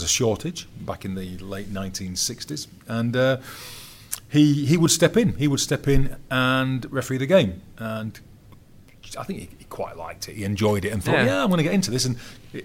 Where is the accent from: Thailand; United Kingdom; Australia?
United Kingdom; England